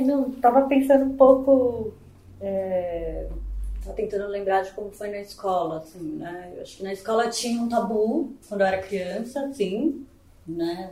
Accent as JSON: {"language": "Portuguese", "region": "São Paulo", "country": "Brazil", "tie": "born or raised there", "said": "sou natural de São Paulo"}